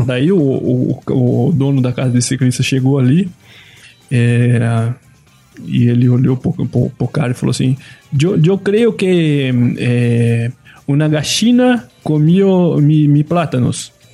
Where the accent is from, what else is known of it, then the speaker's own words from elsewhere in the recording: Brasília, Federal District, Brazil; eu sou de Brasília